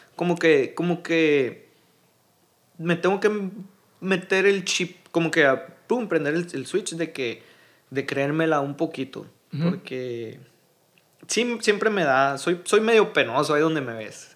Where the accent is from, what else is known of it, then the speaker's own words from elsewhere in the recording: Hermosillo, Sonora, Mexico; also born or lived in Navojoa, Sonora; soy originario, nací en Navojoa, Navojoa, Sonora, pero toda mi vida he vivido aquí en, en Hermosillo